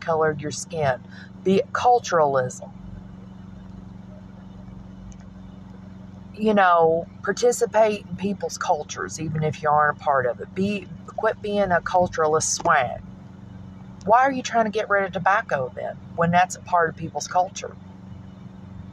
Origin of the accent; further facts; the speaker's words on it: Kentucky, United States; Kentucky is tobacco land. It's what we